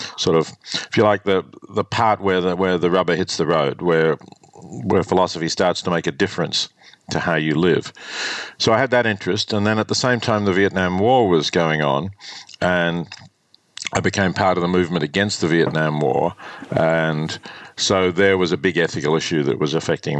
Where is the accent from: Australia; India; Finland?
Australia; growing up in Australia in the 50s